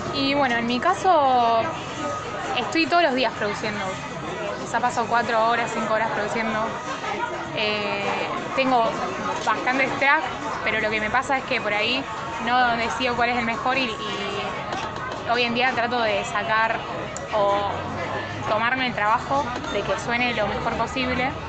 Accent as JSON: {"language": "Spanish", "town": "Armstrong", "region": "Santa Fe", "country": "Argentina", "tie": "born or raised there", "also_born_or_lived": "Buenos Aires", "moved": "yes", "lives_now": "Rosario, Argentina", "said": "viví, nací en Armstrong y bueno, yo era, no sé, he tenido 16 años"}